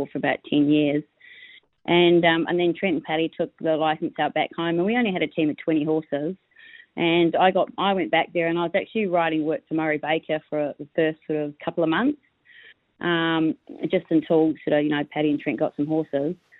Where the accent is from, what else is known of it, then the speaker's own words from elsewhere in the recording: New Zealand; now in Australia; just being Kiwi trainers